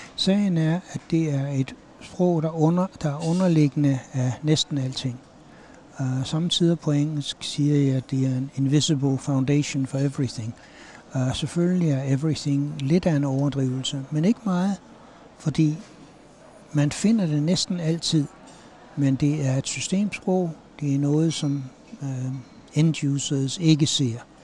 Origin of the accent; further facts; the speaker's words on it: Aarhus, Central Denmark Region, Denmark; now in United States; jeg er fra Aarhus.